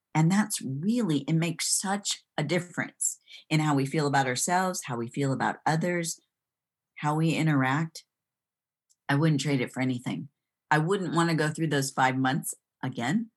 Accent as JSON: {"language": "English", "town": "Kalamazoo", "region": "Michigan", "country": "United States", "also_born_or_lived": "Florida / Texas", "moved": "as an adult", "lives_now": "Greenville, United States", "said": "I'm originally from Kalamazoo, Michigan"}